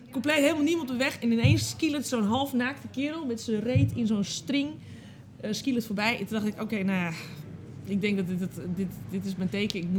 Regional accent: Amsterdam, North Holland, Netherlands; born there; Ik ben geboren in Amsterdam, maar ik kom eigenlijk oorspronkelijk helemaal nergens vandaan.

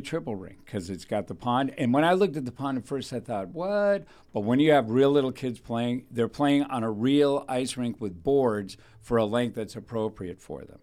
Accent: Thousand Oaks, California, United States; I was raised in Thousand Oaks

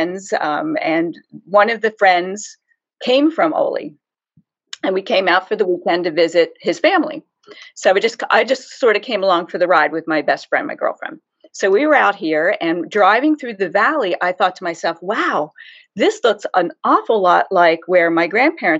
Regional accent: Harrisburg, Pennsylvania, United States; accent: Pennsylvania Dutch; I grew up in Harrisburg, Pennsylvania, just outside the city limits, in a tiny little house.

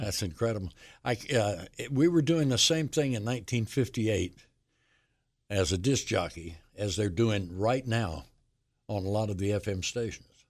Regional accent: Union, South Carolina, United States; moved away; my hometown station, W B C U and Union

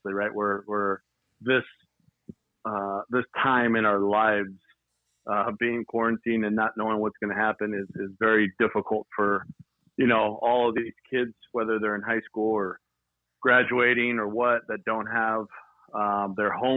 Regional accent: Duarte, California, United States; Born in Duarte. I was raised in the San Gabriel Valley

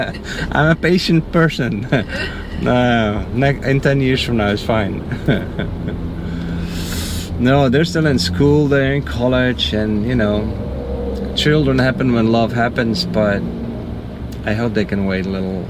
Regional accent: Netherlands; moved away; I'm from the Netherlands.

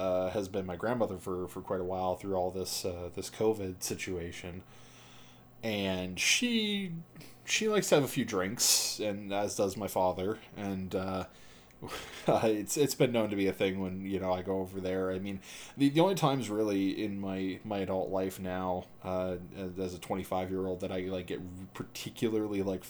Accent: Canada; we are Canadian

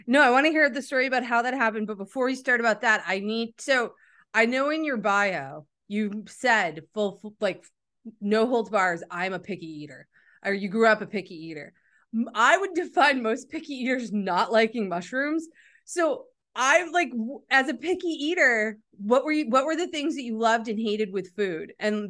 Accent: United States; I'm from America.

